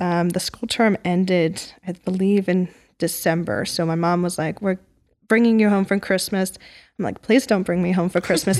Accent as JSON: {"language": "English", "town": "Portland", "region": "Oregon", "country": "United States", "tie": "born or raised there", "moved": "yes", "said": "I grew up in Portland, Oregon"}